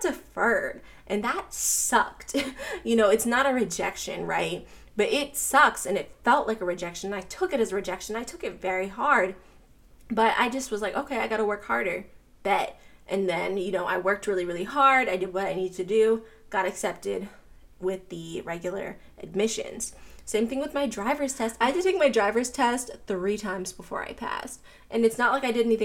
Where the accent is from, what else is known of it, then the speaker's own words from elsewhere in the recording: Pittsburgh, Pennsylvania, United States; also born or lived in Florida; now in Atlanta, United States; I grew up in Pittsburgh, I lived in Florida, I currently live in Atlanta